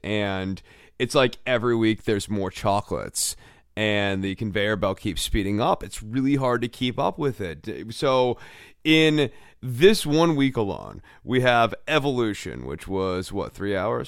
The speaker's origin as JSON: {"language": "English", "country": "United States", "said": "the American viewer"}